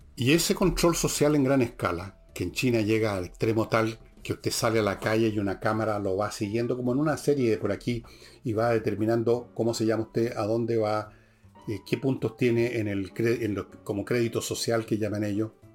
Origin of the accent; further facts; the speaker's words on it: Chile; nosotros los chilenos